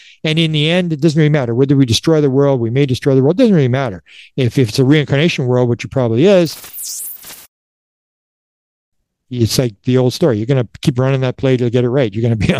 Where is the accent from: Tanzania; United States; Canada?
Canada; I'm a Canadian. You got you Americans.